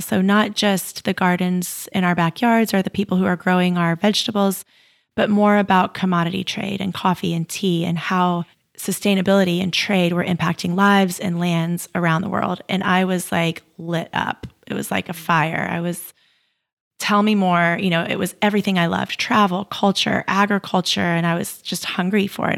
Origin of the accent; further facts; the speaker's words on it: United States; I was growing up in the United States